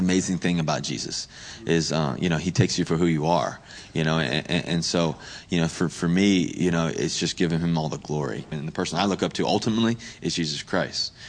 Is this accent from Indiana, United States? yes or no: no; Richmond, Virginia, United States; also born or lived in Cincinnati, Ohio; I was born in Cincinnati, Ohio, but I lived in Richmond my whole life, ever since, like, one or two.